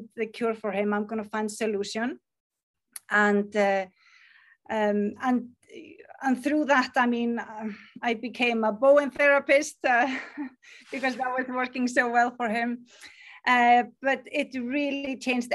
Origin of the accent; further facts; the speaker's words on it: Iceland; English is a second language; I am from Iceland